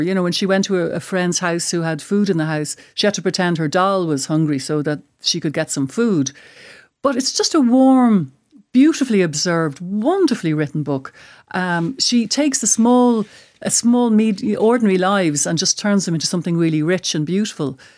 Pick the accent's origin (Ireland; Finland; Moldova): Ireland; as an Irish person